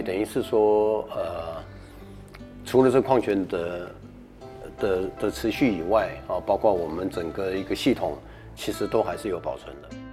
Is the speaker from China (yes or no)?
no; Keelung, Taiwan; 我们是基隆人